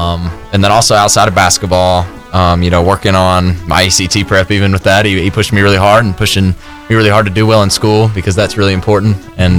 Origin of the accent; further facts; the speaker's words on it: Kentucky, United States; moved away; I'm originally from Kentucky, so that's who I root for.